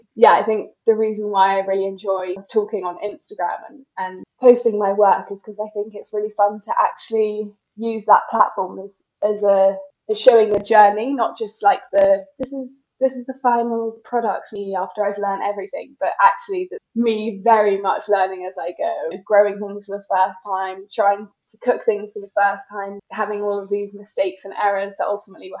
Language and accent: English; Scotland, United Kingdom; moved away as an adult; also born or lived in Edinburgh / London; now in North Wales, United Kingdom; I grew up in Scotland.